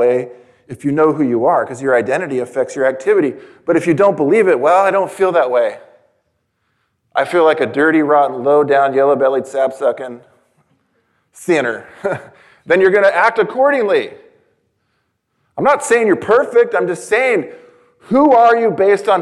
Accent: San Diego, California, United States; I was born in San Diego, California.

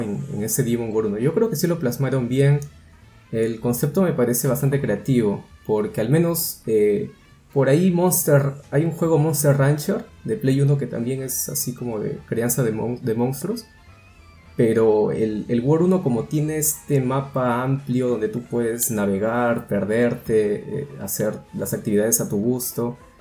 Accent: Peru

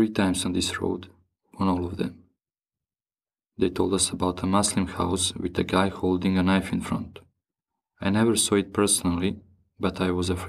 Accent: Bosnia & Herzegovina; also born or lived in Paris, France; now in Brussels, Belgium; I grew up in Bosnia and Herzegovina and live and work in Brussels now

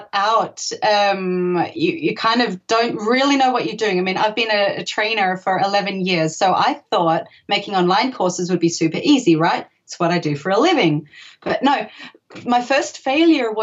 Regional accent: Australia; now in Germany; I'm actually from Australia. So moving to Germany was kind of a big deal

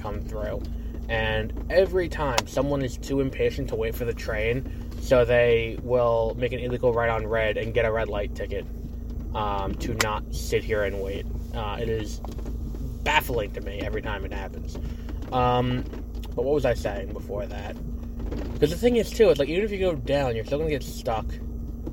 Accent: New York, United States; I'm also from New York

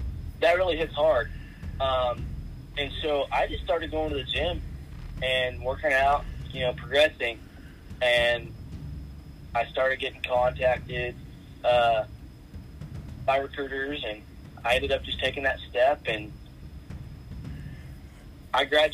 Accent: Hydro, Oklahoma, United States; I'm from Hydro, Oklahoma

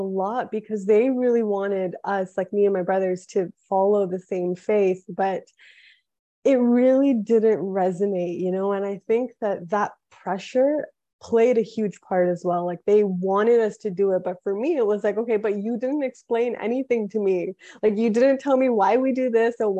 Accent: Toronto, Ontario, Canada; moved away as an adult; also born or lived in Quebec / Boone; So I was born in Toronto, Canada. My family is from India.

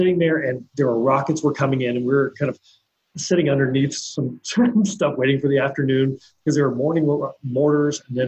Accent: Kansas, United States; moved away as an adult; I'm from Kansas

